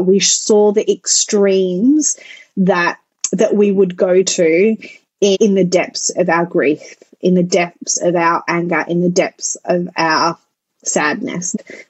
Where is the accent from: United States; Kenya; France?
France; also born or lived in Netherlands; So I grew up in France and Holland